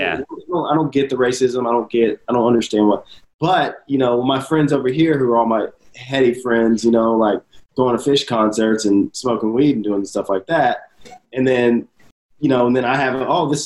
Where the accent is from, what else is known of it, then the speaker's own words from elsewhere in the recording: the South, United States; growing up in the South